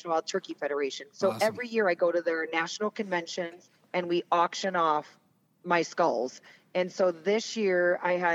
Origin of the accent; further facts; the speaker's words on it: Fort Atkinson, Wisconsin, United States; moved away as an adult; also born or lived in Oshkosh, Wisconsin; now in Montana, United States; I am actually from Fort Atkinson, Wisconsin, which is, you know, southern Wisconsin